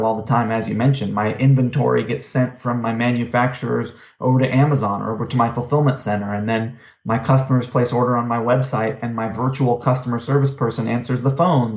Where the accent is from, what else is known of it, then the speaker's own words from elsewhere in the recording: California, United States; moved away; also born or lived in New York; I had cars growing up in California where cars were needed